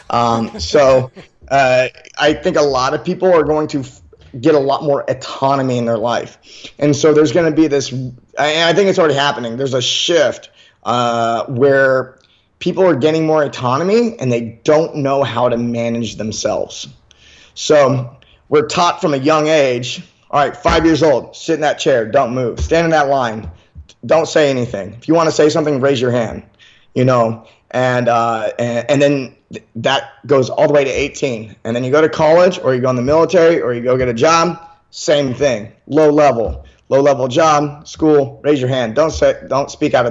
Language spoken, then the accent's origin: English; Memphis, Tennessee, United States; now in California, United States; I'm from Memphis, Tennessee